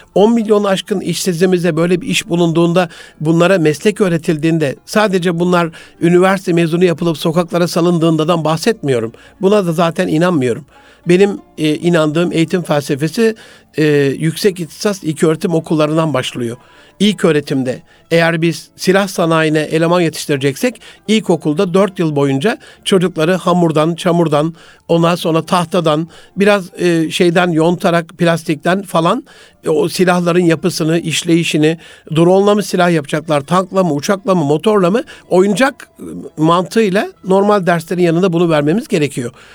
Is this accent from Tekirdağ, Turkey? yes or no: no; Gaziantep, Turkey; moved away; memleketim Gaziantep'imizde